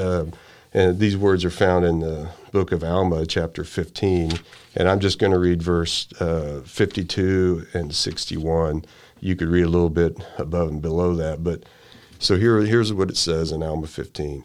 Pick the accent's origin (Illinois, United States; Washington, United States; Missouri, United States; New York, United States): Missouri, United States; Sedalia; also born or lived in Marshall, Missouri; I'm from Sedalia and Marshall